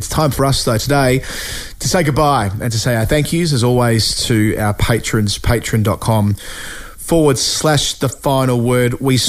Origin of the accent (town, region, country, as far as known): Australia